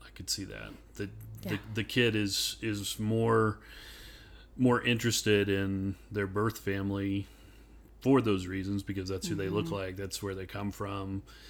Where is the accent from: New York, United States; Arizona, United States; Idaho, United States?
Idaho, United States; because, like you, growing up in Idaho, which is not mm-hmm. exactly racially diverse either.